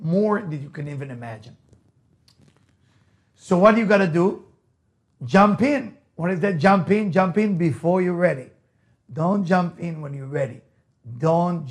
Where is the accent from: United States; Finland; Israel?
Israel; accent: Israeli; first language Hebrew; English is a second language; moved away; As you can hear my accent, I'm Israeli. I was born in Israel. So my English is not the first language, right? I mean, for me, the first language is Hebrew